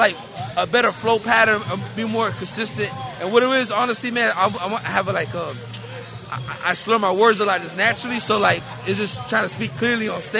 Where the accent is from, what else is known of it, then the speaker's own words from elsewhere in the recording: Miami, Florida, United States; I'm from Miami